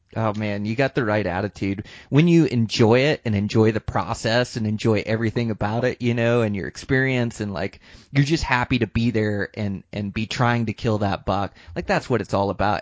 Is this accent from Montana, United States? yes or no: yes; Montana, United States; moved away; Montana, my home state